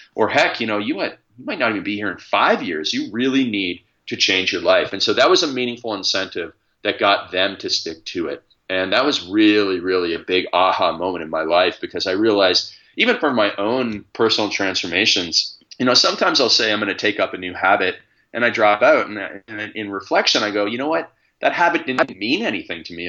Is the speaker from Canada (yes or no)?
yes; Stratford, Ontario, Canada; I grew up in Stratford, Ontario, which is the hometown of Justin Bieber as well